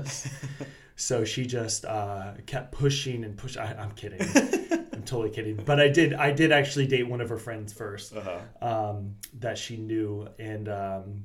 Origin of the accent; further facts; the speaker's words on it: Bradenton, Florida, United States; also born or lived in Fort Myers, Florida; now in Melbourne, United States; I grew up in Bradenton, Florida, which is on the south side of the Tampa Bay